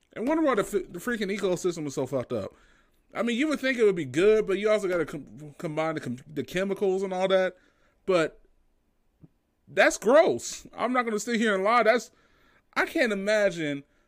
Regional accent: United States; I'm an American

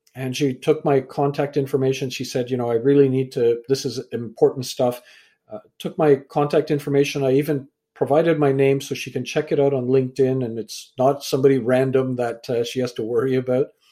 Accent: Canada; also born or lived in England; I was born in England, raised in Canada

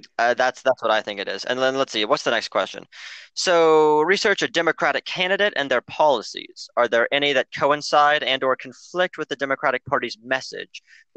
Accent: Oklahoma, United States; Because hi, I'm from Oklahoma.

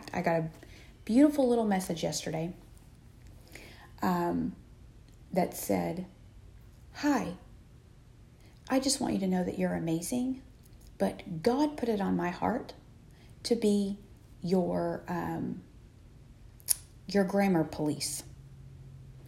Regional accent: Texas, United States; I'm from Texas

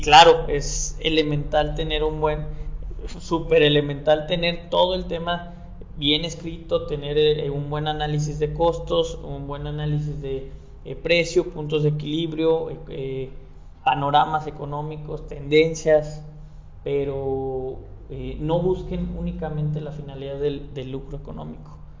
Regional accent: San Luis Potosí, Mexico; soy un emprendedor potosino

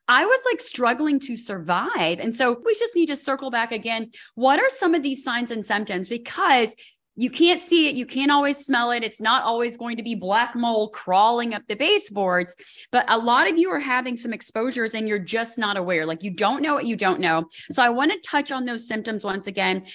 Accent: Colorado, United States; I'm from Colorado

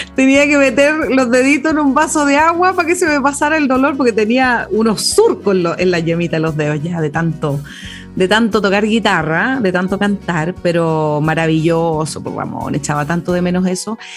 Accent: Chanco, Maule, Chile; now in Cauquenes, Chile; mi ciudad natal, que es Chanco

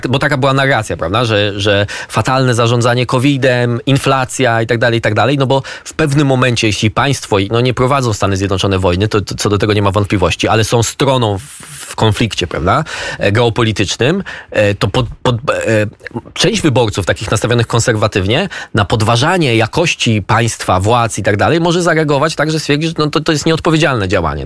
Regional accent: Poland; my z Polski

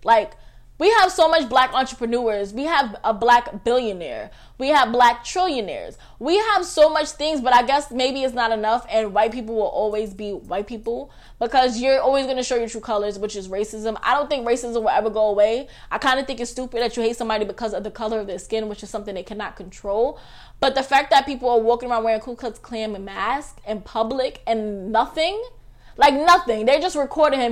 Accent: New York City, New York, United States; I'm from Staten Island

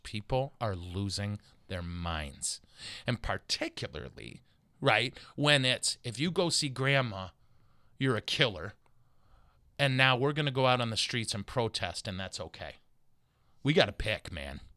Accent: Montrose, Michigan, United States; I'm from Montrose

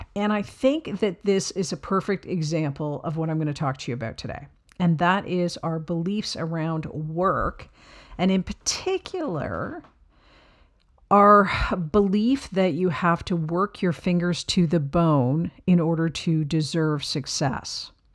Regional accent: Canada; I'm a Canadian, but right beside the United States

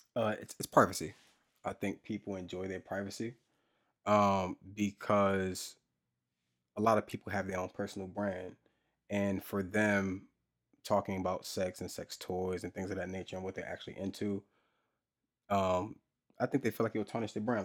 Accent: New Jersey, United States; I'm from Jersey.

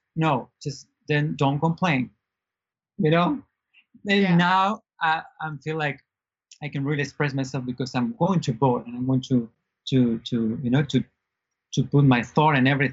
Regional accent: Argentina; English is a second language; moved away as an adult; now in United States; I'm from Argentina originally, and I was an actor there and a singer. And about 7 years ago, I moved to U.S. to study English

